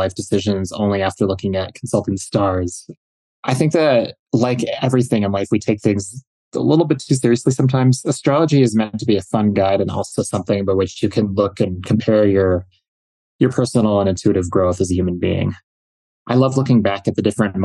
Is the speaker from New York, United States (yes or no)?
no; Minneapolis, Minnesota, United States; I grew up in the Minneapolis metro in the 90s and 80s and 90s